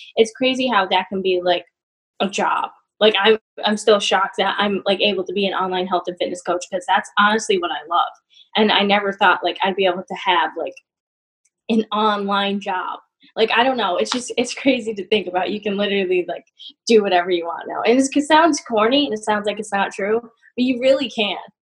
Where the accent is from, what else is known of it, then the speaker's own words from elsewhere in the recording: Massachusetts, United States; now in Albany, United States; I'm from Massachusetts.